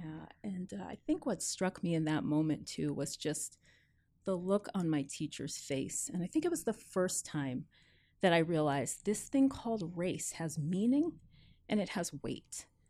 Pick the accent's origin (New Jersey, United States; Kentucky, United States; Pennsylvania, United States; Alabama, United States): New Jersey, United States; born or raised there; also born or lived in New York, United States / Jamaica (parents); now in Seattle, United States